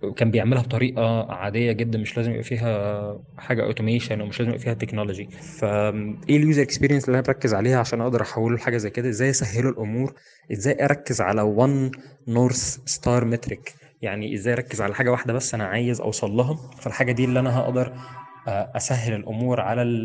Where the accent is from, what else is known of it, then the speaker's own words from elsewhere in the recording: Egypt; عندنا في مصر